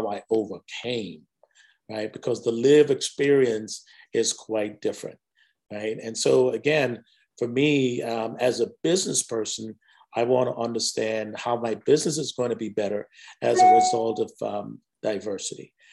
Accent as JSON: {"language": "English", "country": "Jamaica", "tie": "born or raised there", "also_born_or_lived": "Whiteville, North Carolina", "moved": "yes", "lives_now": "United States", "said": "I grew up in Jamaica, West Indies."}